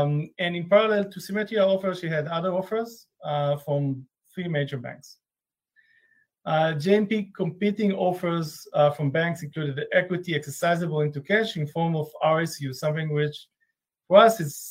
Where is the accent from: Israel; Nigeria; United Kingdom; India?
Israel; I'm from Israel.